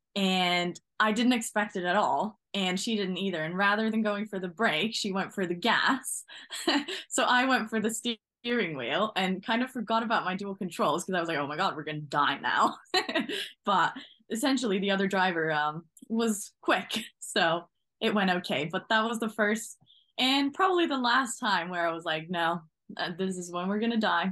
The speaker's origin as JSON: {"language": "English", "country": "Norway", "moved": "as an adult", "lives_now": "England, United Kingdom", "said": "So originally, I come from Norway."}